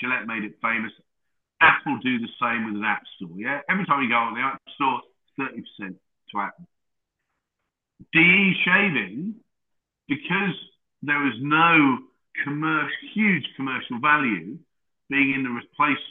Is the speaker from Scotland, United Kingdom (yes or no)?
no; Lowestoft, East of England, United Kingdom; I was born in Lowestoft in Suffolk